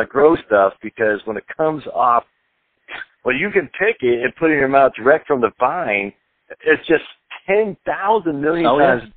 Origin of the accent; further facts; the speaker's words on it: Maine, United States; when I was a kid and growing up in Maine